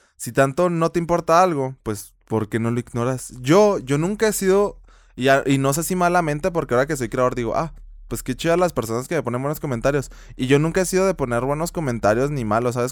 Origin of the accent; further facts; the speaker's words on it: Chihuahua, Mexico; accent: Chihuahua; se me sale el acento de Chihuahua